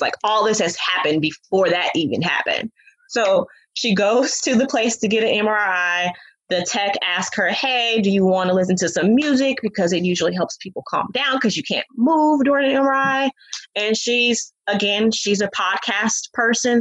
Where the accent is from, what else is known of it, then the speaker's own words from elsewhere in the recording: Oakland, California, United States; I'm from Oakland